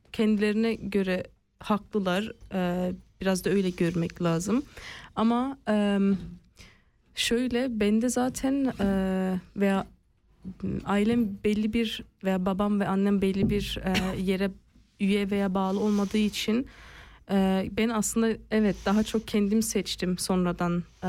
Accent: Basel, Basel-Stadt, Switzerland; also born or lived in Bern; Basel'de doğdum ve Basel'de büyüdüm. E, arada Bern'de yaşadığımız da oldu

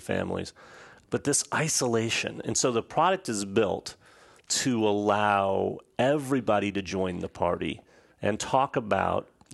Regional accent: Midwest, United States; moved away as an adult; also born or lived in Southern California; now in Atlanta, United States; I was raised in the Midwest, went to school at USC

